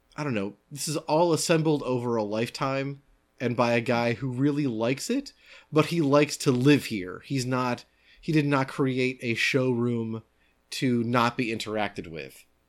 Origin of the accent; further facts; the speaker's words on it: United States; I'm an American.